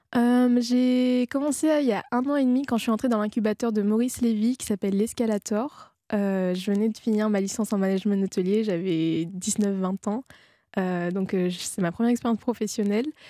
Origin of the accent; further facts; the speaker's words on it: Réunion; je viens de l'île de la Réunion